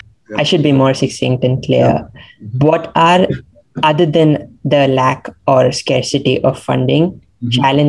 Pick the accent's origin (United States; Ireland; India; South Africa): India; moved away; I'm originally from India.